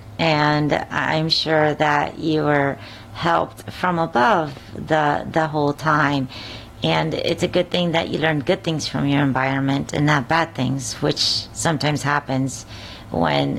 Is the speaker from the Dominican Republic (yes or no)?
yes; Dominican Republic; I grew up in the Dominican Republic